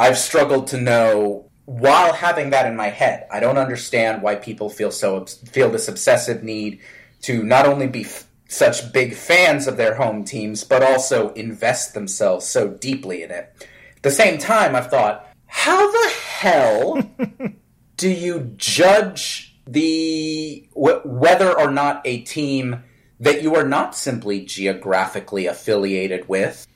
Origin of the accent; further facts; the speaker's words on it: Northeast, United States; I was born in the Northeast